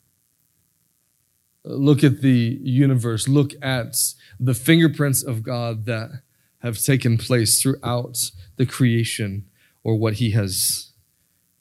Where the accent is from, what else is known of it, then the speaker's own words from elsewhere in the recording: Florida, United States; moved away; I'm from Florida